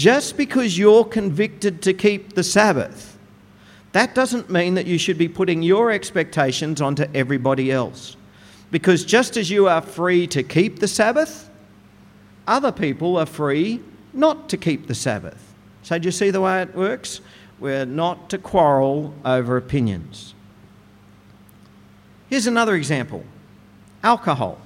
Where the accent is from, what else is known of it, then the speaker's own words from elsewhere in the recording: Goondiwindi, Queensland, Australia; As a teenager growing up in Gundawindi